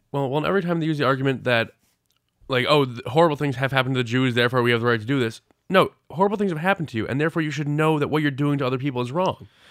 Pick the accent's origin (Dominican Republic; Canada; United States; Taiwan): United States; New England; I'm from New England.